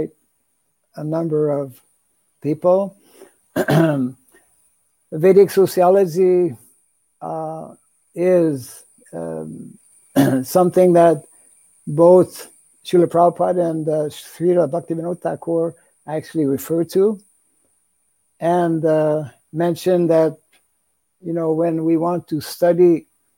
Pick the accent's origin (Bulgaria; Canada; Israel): Canada; moved away; I'm originally from Canada